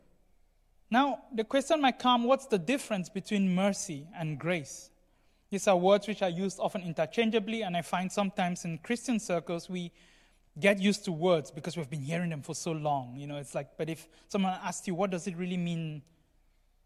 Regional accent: Cameroon; moved away; I come from Cameroon, as most of you know, and I went through a boarding school there for several years

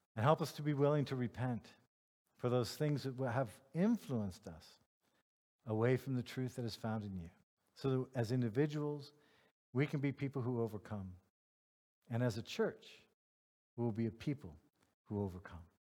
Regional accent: United States; now in Germany; I'm a white American male

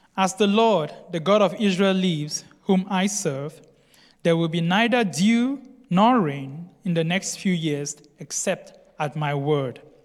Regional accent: Cameroon; I come from Cameroon.

